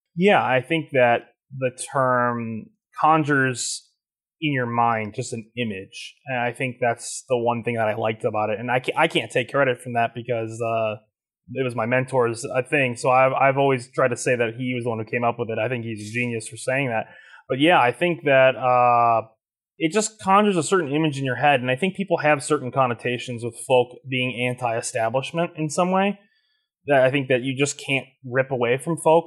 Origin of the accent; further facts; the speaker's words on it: Plainfield, Illinois, United States; born or raised there; also born or lived in Joliet, Illinois